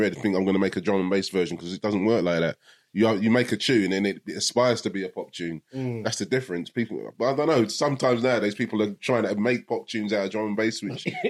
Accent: London, United Kingdom; now in Surrey, United Kingdom; Streatham, originally. Yeah. Well, Peckham and Streatham.

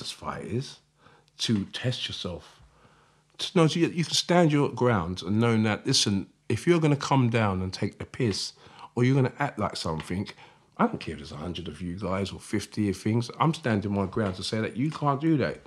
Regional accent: Croydon, London, United Kingdom; I'm proud that I'm from South London. I'm proud that I'm f, South London, Fort Heath, Croydon.

